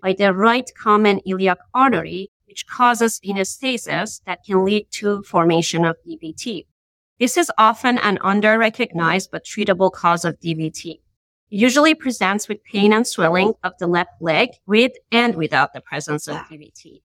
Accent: Iran; moved away as an adult; now in Boston, United States; I'm originally from Iran and I did my medical school over there and I moved to the States for my IM residency training

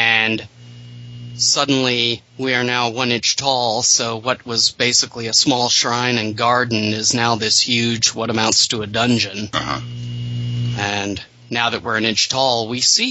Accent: North Mississippi, United States; I grew up in North Mississippi.

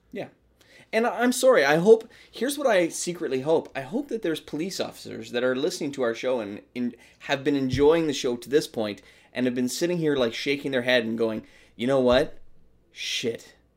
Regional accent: Canada; I am a Canadian.

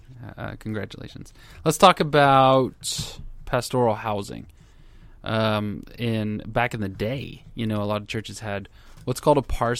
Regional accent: Texas, United States; I'm from Texas.

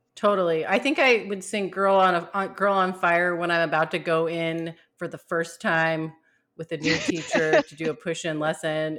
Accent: California, United States; I'm from California too

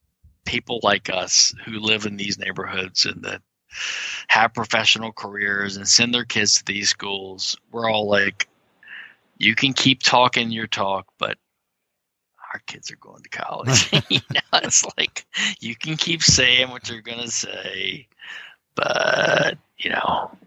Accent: the South, United States; Sorry, we made it on our own. We're from the South. We made it on our own.

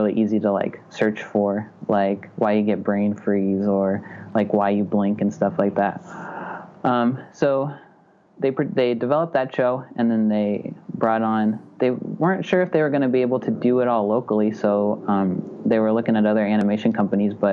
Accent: Butte, Montana, United States; also born or lived in Chicago / Missoula, Montana; I'm from Butte, Montana, which is like an hour and a half away from Missoula

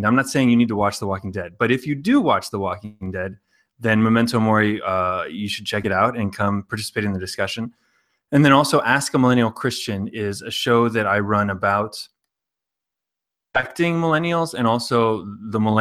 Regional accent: Los Angeles, California, United States; moved away as an adult; now in Bulgaria; I am originally from Los Angeles

